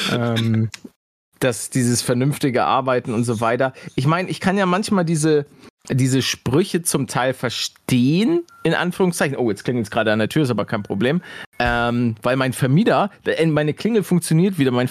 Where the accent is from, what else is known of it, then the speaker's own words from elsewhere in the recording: Munich, Bavaria, Germany; vor allen Dingen, wenn du als Münchner ins Umland fährst dann hast du mit einem Münchner Kennzeichen meistens schon verloren.